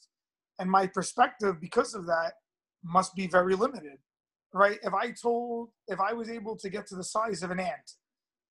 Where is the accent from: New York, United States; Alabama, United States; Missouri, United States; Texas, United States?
New York, United States; New York City; I'm from Brooklyn. Yeah, I'm from Brooklyn.